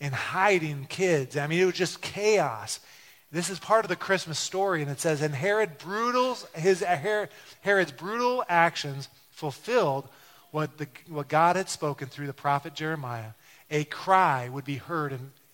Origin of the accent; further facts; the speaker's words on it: Detroit, Michigan, United States; growing up in Detroit